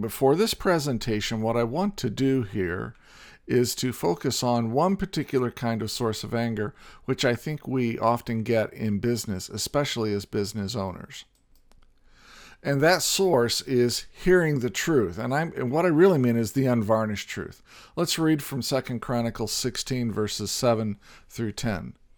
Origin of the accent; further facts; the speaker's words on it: Indiana, United States; I grew up in Indiana and played basketball